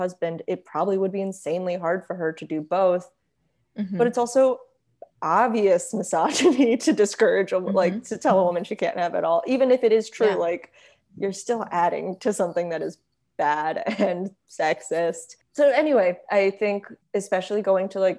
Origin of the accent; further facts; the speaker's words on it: United States; my sister and I are American and our mom is not